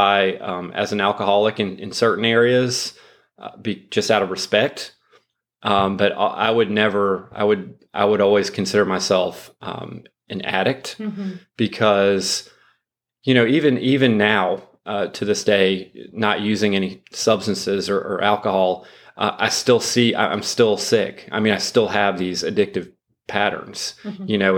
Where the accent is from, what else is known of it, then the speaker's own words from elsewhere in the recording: Charleston, South Carolina, United States; I'm from Charleston